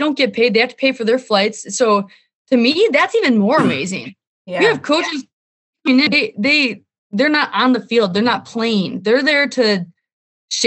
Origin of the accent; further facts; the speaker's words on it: Wisconsin, United States; now in Minnesota, United States; I grew up in Wisconsin